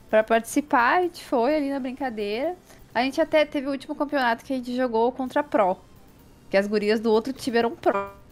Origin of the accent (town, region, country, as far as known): Brazil